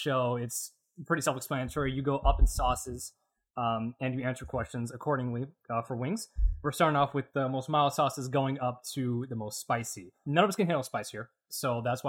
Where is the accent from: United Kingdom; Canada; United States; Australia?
United States; Florida; I'm from Florida